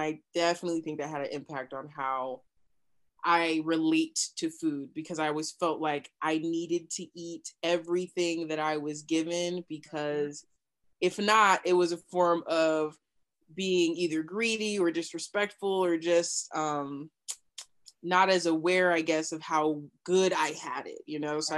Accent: New Mexico, United States; also born or lived in Kansas; Yeah, I was born in Kansas, um, but raised in New Mexico.

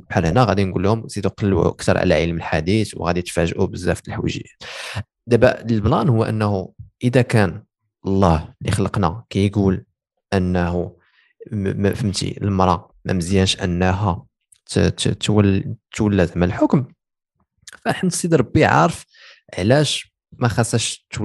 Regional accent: Morocco; كاين كاين وزيرات دابا حنا عندنا في المغرب اللي ناضيين

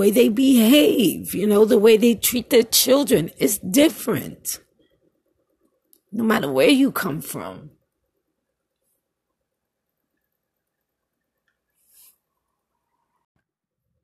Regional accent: New York City, New York, United States; moved away; I was going to a Catholic school in Brooklyn

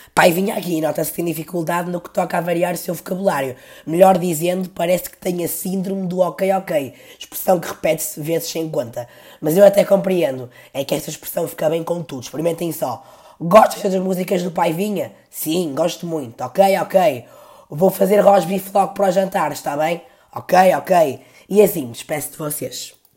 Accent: Porto, Norte, Portugal; eu também nasci no Porto, no Hospital do Terço, e não digo Bila

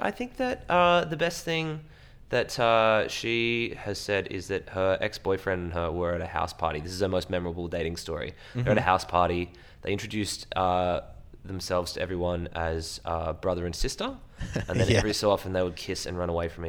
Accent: Ballina, New South Wales, Australia; now in Victoria, Australia; I'm from Ballina.

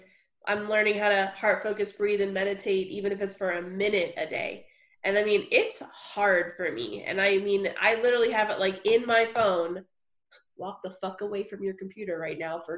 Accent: New Jersey, United States; moved away as an adult; I'm from New Jersey, so I get what you're talking about in New York. I grew up there for 20 plus years

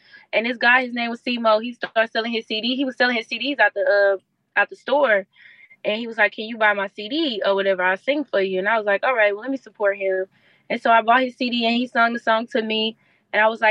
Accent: Houston, Texas, United States; I'm from Houston

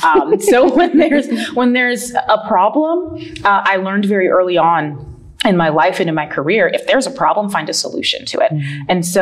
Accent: North Carolina, United States; moved away as an adult; now in Pensacola, United States; So I'm originally from North Carolina.

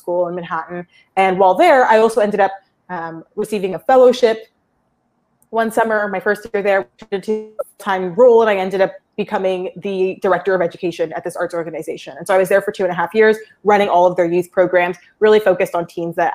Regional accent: Toronto, Ontario, Canada; I'm originally from Toronto, Canada

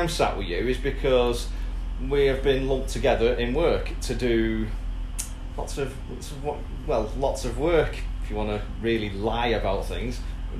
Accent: St Helens, North West England, United Kingdom; I am from God's country, also known as St. Helens.

